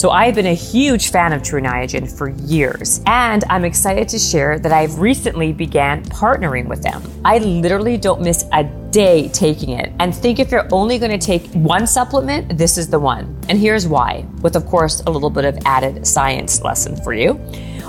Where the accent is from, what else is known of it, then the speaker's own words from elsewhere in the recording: Winnipeg, Manitoba, Canada; I'm from Winnipeg